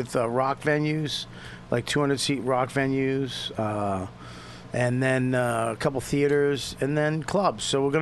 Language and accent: English; New Jersey, United States; I'm from Jersey